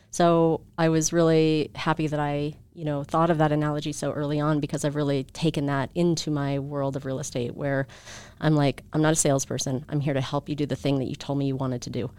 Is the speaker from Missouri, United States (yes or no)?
no; Bay Area, California, United States; moved away as an adult; also born or lived in Albuquerque, New Mexico / Bishop, California; now in Utah, United States; we moved to the Bay Area